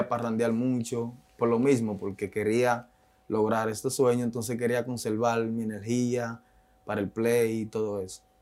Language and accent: Spanish; Santo Domingo, Distrito Nacional, Dominican Republic; moved away; also born or lived in Haina; yo soy de la República Dominicana, de un barrio llamado Palabé, ubicado en Santo Domingo. Es un barrio marginado